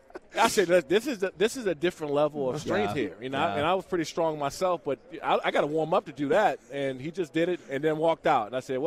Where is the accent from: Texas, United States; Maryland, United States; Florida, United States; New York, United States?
Maryland, United States; half of my family, I'm from Prince George's County, Maryland, and you're either a Cowboys fan or you were, at the time, Washington Redskins